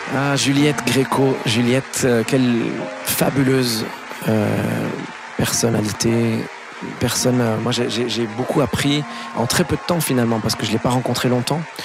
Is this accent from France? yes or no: yes; France; on est français